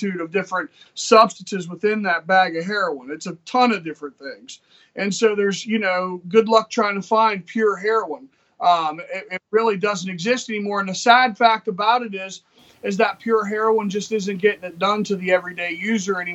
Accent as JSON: {"language": "English", "region": "West Virginia", "country": "United States", "said": "We're from West Virginia, you know, where, you know, it's a poor state"}